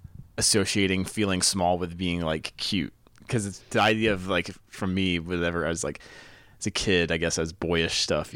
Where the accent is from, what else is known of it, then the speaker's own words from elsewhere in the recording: North Carolina, United States; I've been in North Carolina a long time. I grew up in North Carolina